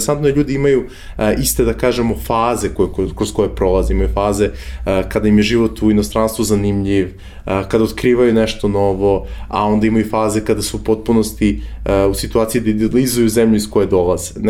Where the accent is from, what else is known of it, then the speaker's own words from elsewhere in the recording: Belgrade, Serbia; moved away as an adult; rođen sam u Beogradu 91. godine ovaj, kao svako, svako dete rođeno u tom nekom pre-post eh, ratovskom periodu ili kao poslednja generacija rođena u toj velikoj Jugoslaviji, ovaj, jel te, odrastao sam tih nesrećnih 90-ih